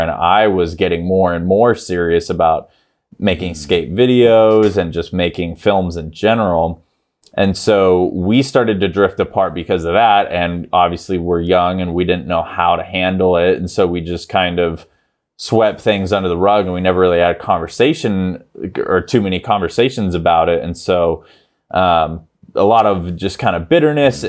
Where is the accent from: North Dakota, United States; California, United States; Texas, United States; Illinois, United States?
California, United States; Grass Valley; Grass Valley, California, which is where I grew up